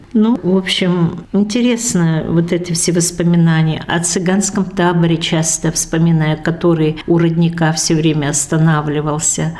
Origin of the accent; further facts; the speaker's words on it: Kokshan, Tatarstan, Russia; now in Udmurtia, Russia; я родом из Кокшана, Елабужского района